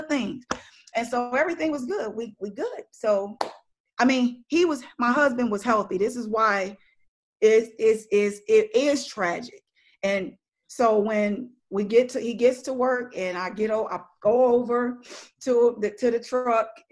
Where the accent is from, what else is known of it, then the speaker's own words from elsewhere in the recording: Missouri, United States; moved away; I'm from Missouri, so we would go back there